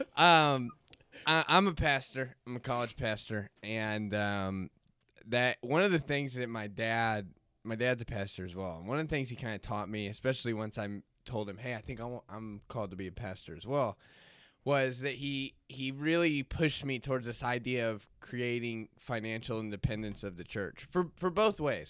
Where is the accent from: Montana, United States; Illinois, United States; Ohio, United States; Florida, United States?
Florida, United States; moved away; I grew up in Florida, went to S N U, and, um, got trapped here, landlocked